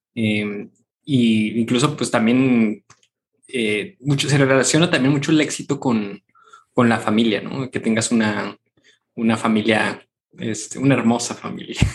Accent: Mexico; nosotros somos mexicanos

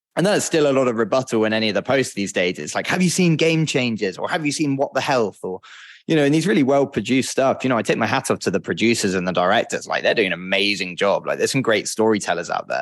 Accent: United Kingdom; moved away; I'm a British guy

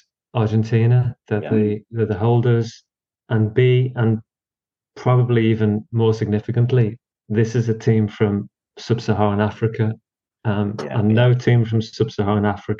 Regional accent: United Kingdom; for people of our age, growing up in Britain

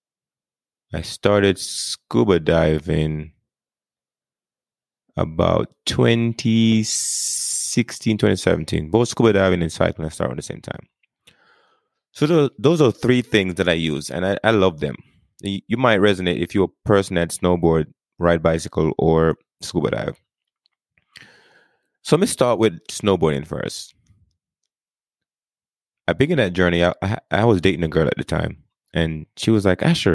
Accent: Jamaica; moved away as an adult; now in United States; I grew up in Jamaica. Like, I grew up first 18 years of my life, I did not see the snow.

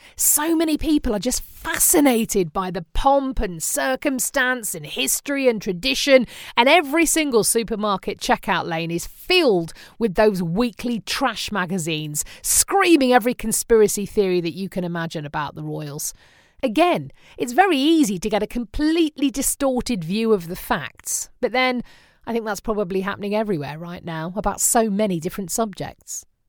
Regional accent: the Midlands, England, United Kingdom; moved away as an adult; now in United States; where I grew up in the Midlands

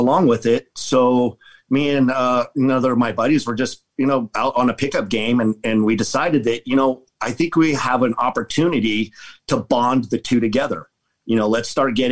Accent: Colorado, United States; now in Las Vegas, United States; I grew up in Colorado

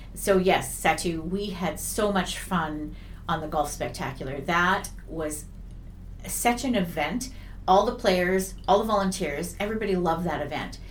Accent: Vernon, British Columbia, Canada; I'm one of the rare people in Vernon that was actually born and raised in Vernon, British Columbia

